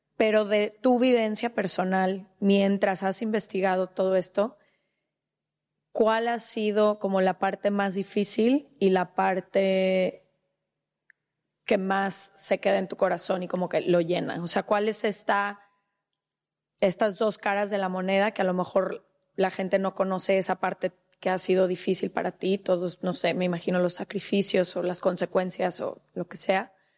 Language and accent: Spanish; Mexico; yo como mexicana